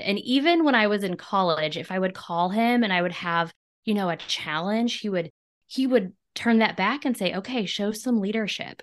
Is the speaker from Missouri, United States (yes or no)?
yes; Clinton, Missouri, United States; I'm in my hometown of Clinton, Missouri. I'm actually sitting in the room that was my nursery when I was a baby